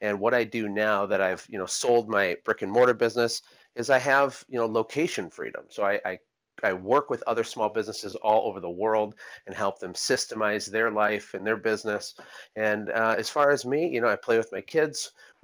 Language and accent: English; United States; moved away as an adult; now in Costa Rica; being an American